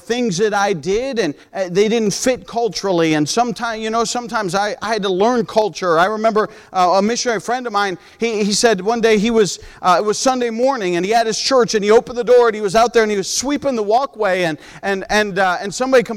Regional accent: United States; moved away; also born or lived in Peru; because we're American by nature.

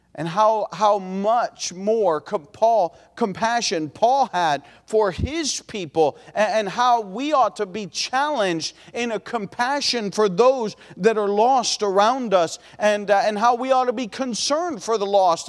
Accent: Ohio, United States; we're from Ohio

